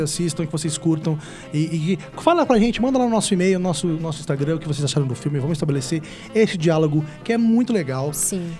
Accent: Ribeirão Preto, São Paulo, Brazil; eu sou de Ribeirão Preto

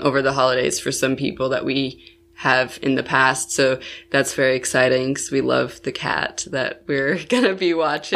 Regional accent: Buffalo, New York, United States; moved away as an adult; when I was eight, my family moved to Buffalo, New York, which is, like, on the opposite side of New York State

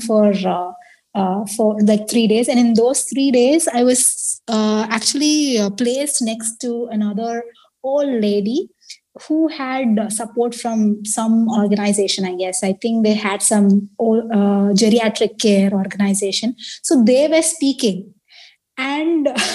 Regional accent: India; now in Taiwan; I am Indian.

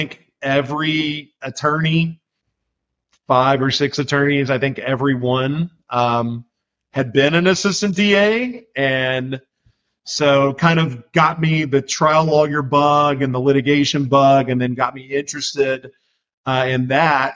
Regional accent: Macon, Georgia, United States; moved away as an adult; also born or lived in Louisville, Kentucky / Atlanta, Georgia; now in Nashville, United States; I moved to Macon, Georgia when I was pretty young. I claimed that as my hometown

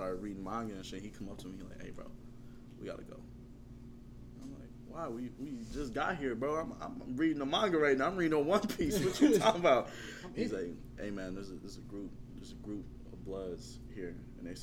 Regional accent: Indianapolis, Indiana, United States; I'm from Indianapolis, Indiana

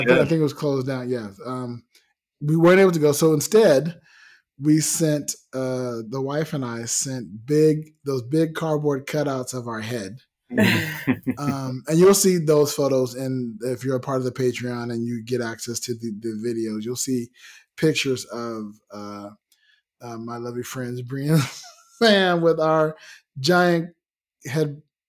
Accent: Las Vegas, Nevada, United States; But then part of me goes, yeah, but I'm from Vegas. You know, I understand hot.

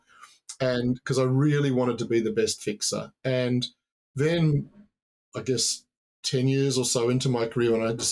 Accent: New Zealand; moved away; also born or lived in Australia; I was born in New Zealand. I grew up by the sea. My parents moved to Australia. That's where I finished high school

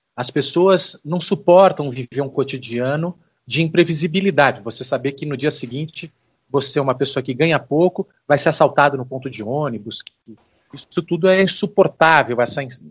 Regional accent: Brazil; a gente, é, como brasileiro

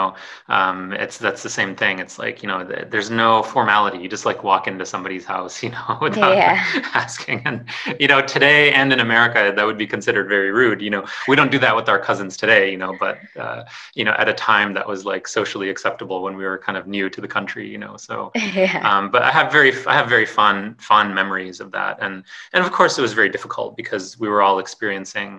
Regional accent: Detroit, Michigan, United States; born or raised there; also born or lived in Aligarh, India

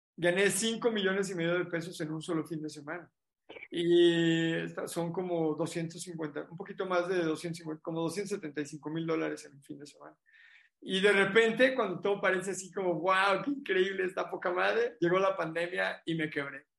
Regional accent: Mexico; éramos como 8 mexicanos

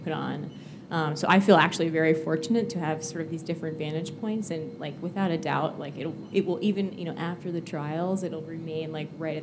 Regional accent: Massachusetts, United States; moved away as an adult; now in New York City, United States; growing up in Massachusetts, watching the Boston Marathon on the sidelines for years and years as a young person in elementary school and middle school

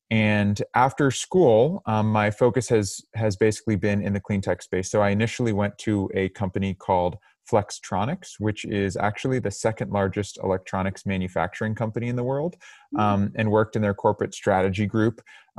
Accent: Cambridge, Massachusetts, United States; I'm originally from Cambridge, Massachusetts

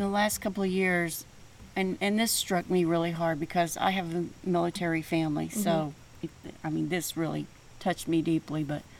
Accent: Fordland, Missouri, United States; because we're in Fordland, Missouri, by the way, and I grew up in Fordland, Missouri.

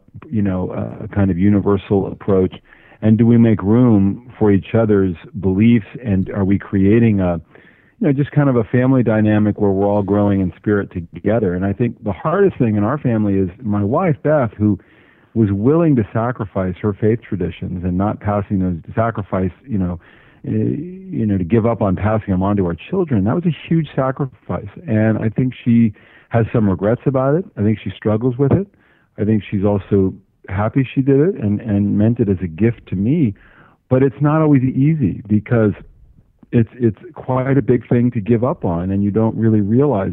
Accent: Los Angeles, California, United States; moved away; also born or lived in Washington, District of Columbia, United States; I grew up in Los Angeles, Jewish

